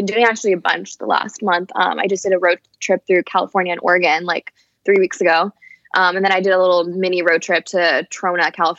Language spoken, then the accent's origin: English; Paris, Île-de-France, France; Yeah, like I said, I'm originally from Paris. So I've been traveling since I was really young. Like the first time I ever flew alone, I think I was like 8.